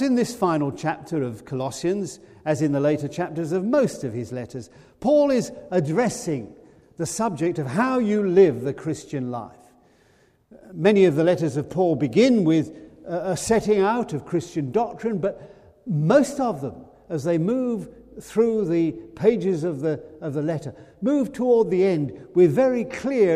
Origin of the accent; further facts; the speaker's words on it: United Kingdom; We're British